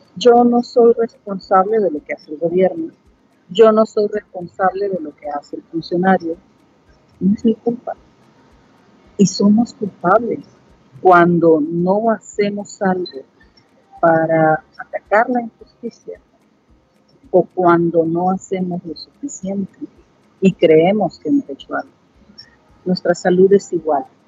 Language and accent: Spanish; El Salvador